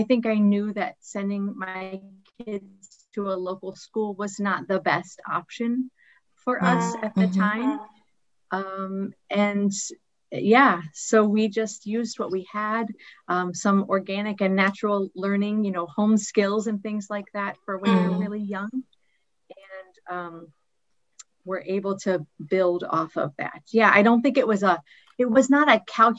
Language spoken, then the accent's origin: English; United States; moved away as an adult; now in Ghana; we are American missionaries living in Ghana for the past 14 years